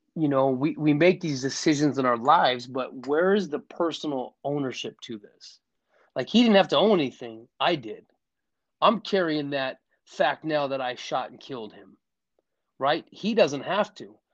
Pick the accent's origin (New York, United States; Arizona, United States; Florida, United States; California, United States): Arizona, United States; Scottsdale; I'm from Scottsdale, Arizona. Was raised in a in a in a good family